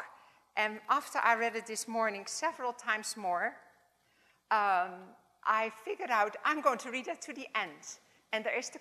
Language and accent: English; Netherlands; accent: Dutch; English is a second language; my Dutch accent